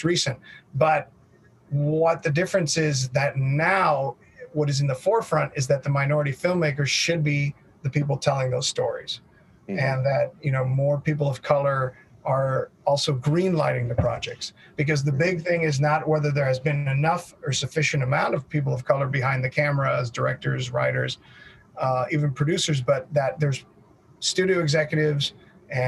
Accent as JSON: {"language": "English", "country": "United States", "tie": "born or raised there", "said": "I am U.S. born and bred and basically considered completely a U.S. citizen"}